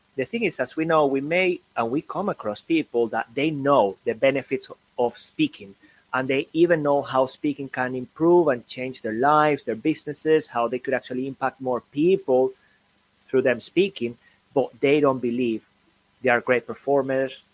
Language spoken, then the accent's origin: English; Venezuela; moved away; also born or lived in Caracas, Venezuela / Sweden; I come from Venezuela